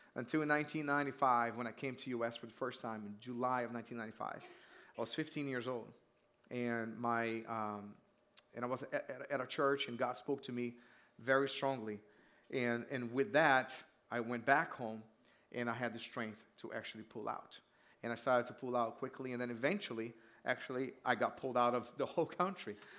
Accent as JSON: {"language": "English", "country": "Brazil", "tie": "born or raised there", "moved": "yes", "said": "I grew up in Brazil"}